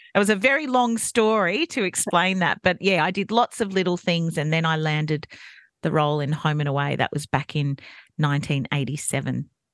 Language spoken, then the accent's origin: English; Campbelltown, New South Wales, Australia; also born or lived in Goulburn; I was born in Goulburn and moved to Campbelltown when I was very young